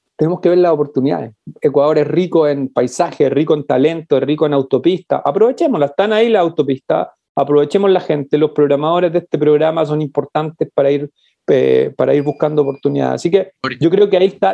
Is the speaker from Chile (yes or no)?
yes; Chile; yo digo que soy latinoamericano porque, porque me lo paso mucho fuera de Chile